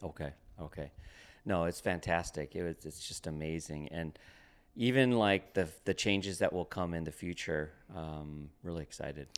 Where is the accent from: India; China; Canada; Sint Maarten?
Canada; Toronto, Ontario; now in Portland, United States; we grew up together in, um, Toronto, Canada